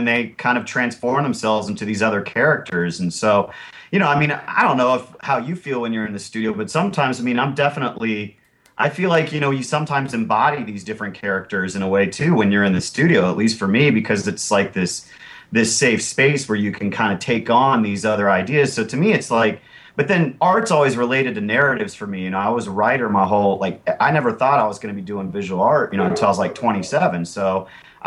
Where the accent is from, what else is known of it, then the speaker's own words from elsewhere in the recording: Parkersburg, West Virginia, United States; moved away as an adult; also born or lived in South Carolina / Georgia; now in Asheville, United States; I grew up in Parkersburg, West Virginia, which is on the Ohio River. Half the year I'd be there, and then the other half of the year I'd be in the South